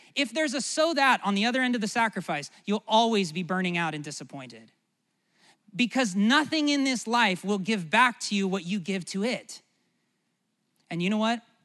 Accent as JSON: {"language": "English", "country": "United States", "said": "as an American"}